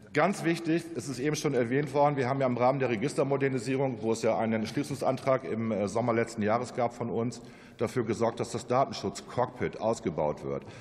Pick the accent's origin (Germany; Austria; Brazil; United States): Germany; Northern Germany; ich bin ja auch ein Norddeutscher